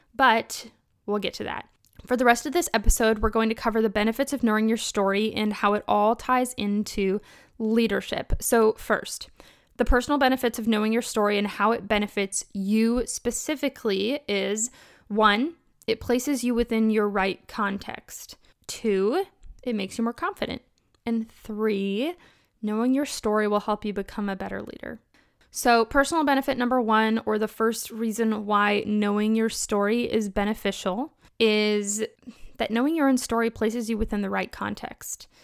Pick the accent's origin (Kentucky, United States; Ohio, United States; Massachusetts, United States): Kentucky, United States; I'm from Kentucky